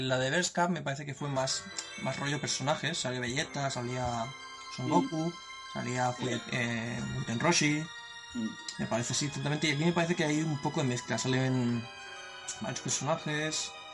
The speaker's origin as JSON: {"language": "Spanish", "country": "Spain", "said": "como todo español"}